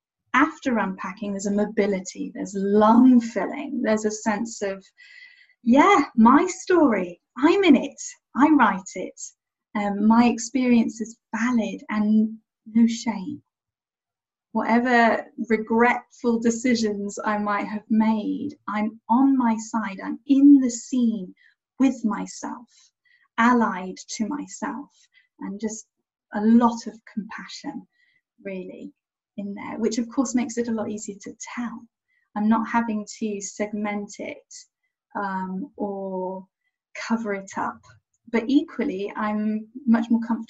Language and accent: English; Niger; now in England; I'm English, I'm living in England, I was born and raised in Niger, West Africa, but in terms of cultural impact, the kind of patchwork of me, there's France, there's American, there's international